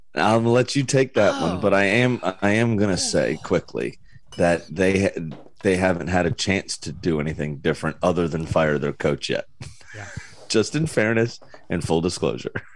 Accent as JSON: {"language": "English", "country": "United States", "said": "as an American"}